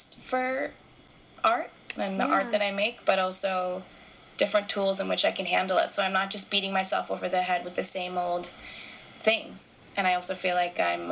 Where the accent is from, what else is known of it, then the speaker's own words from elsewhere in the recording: United States; moved away as an adult; also born or lived in Scotland; the American woman, the white American woman